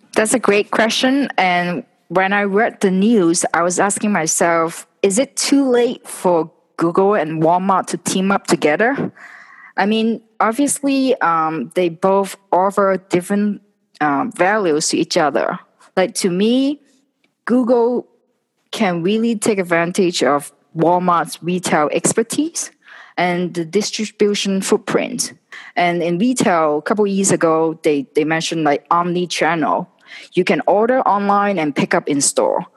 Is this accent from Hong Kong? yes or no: yes; Hong Kong; moved away; I was originally from Hong Kong